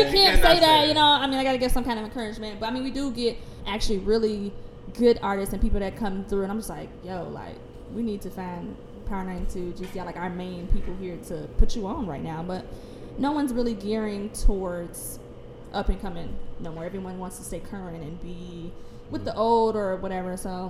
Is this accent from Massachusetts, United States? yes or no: no; Chicago, Illinois, United States; I grew up on 61st and Kimbark.